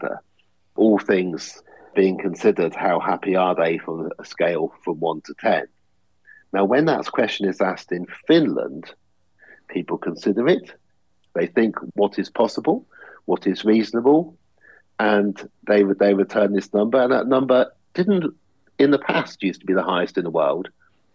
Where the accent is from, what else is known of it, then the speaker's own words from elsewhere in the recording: England, United Kingdom; I'm English